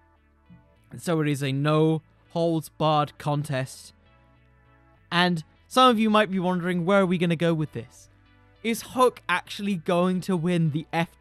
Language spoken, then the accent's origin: English; United Kingdom; I'm British.